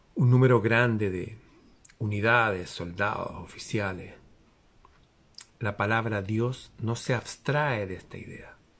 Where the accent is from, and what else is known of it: Chile